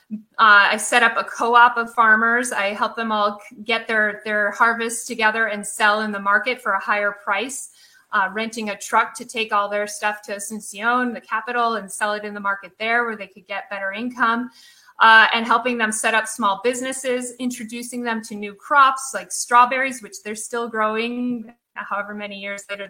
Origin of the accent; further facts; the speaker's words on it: Midwest outside of Chicago, Illinois, United States; moved away; also born or lived in Seattle; growing up in Midwest outside of Chicago